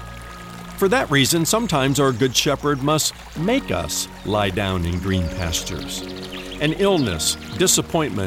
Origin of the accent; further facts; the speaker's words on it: Indiana, United States; moved away; I was born and raised in the Hoosier State, the great state of Indiana